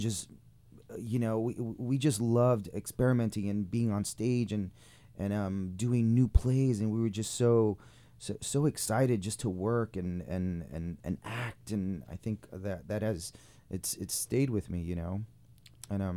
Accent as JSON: {"language": "English", "region": "New York", "country": "United States", "tie": "born or raised there", "moved": "as an adult", "said": "this is my, you know, it's my hometown. It's where I grew up"}